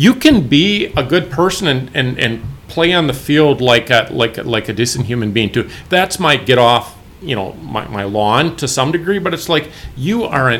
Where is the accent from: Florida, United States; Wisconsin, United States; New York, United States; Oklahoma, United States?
Wisconsin, United States; we said, Wisconsin.